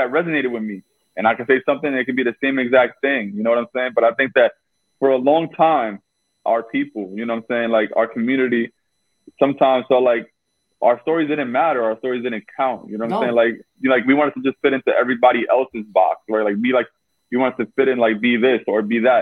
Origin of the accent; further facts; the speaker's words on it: New York City, New York, United States; we both from Brooklyn.